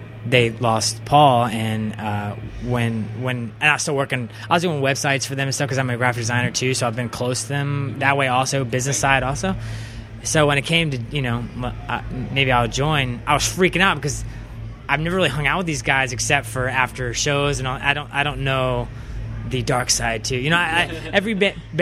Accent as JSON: {"language": "English", "town": "Richmond", "region": "Virginia", "country": "United States", "tie": "born or raised there", "also_born_or_lived": "Savannah, Georgia", "said": "I'm from Richmond, Virginia, and that's basically where I grew up the whole time"}